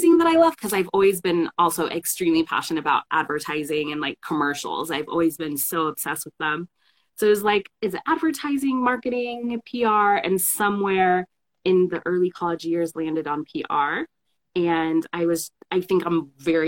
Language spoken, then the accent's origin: English; SoCal, California, United States; I am in Los Angeles, born and raised in SoCal